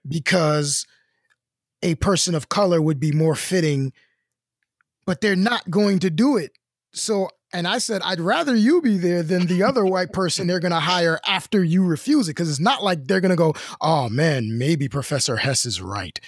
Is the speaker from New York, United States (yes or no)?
yes; New York City, New York, United States; I'm from Brooklyn